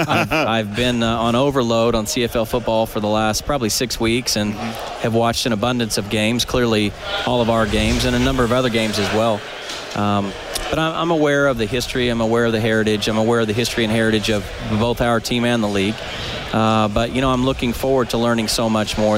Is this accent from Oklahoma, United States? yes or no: yes; Oklahoma, United States; now in Phoenix, United States; my parents live where I grew up and still in Oklahoma